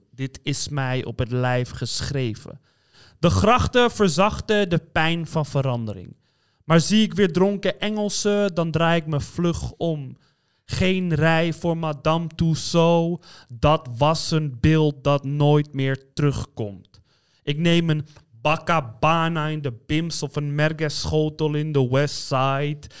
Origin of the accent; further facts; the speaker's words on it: Amsterdam, North Holland, Netherlands; accent: Amsterdams; ik ben in Amsterdam opgegroeid